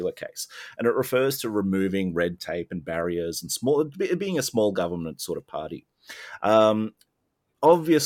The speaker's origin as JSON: {"language": "English", "town": "Melbourne", "region": "Victoria", "country": "Australia", "tie": "born or raised there", "also_born_or_lived": "Sydney", "said": "I lived in Sydney instead of my home state of Victoria, or hometown of Melbourne"}